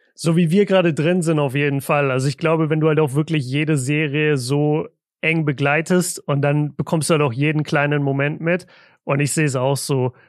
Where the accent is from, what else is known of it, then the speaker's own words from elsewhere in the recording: Southern Germany, Germany; now in Ruhr area, Germany; bei uns im Süden